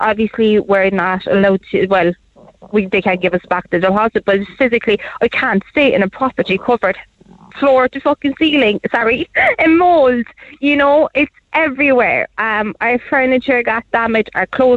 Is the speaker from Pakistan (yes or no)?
no; Poland; now in Ireland; I'm actually originally from Poland